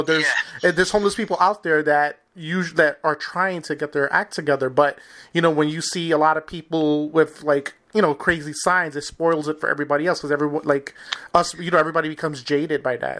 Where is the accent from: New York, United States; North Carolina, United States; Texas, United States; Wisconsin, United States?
New York, United States; New York City; I'm originally from New York City